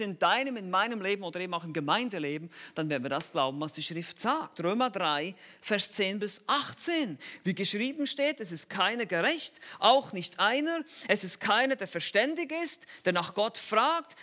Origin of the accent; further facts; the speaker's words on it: Switzerland; Ich bin halt Schweizer.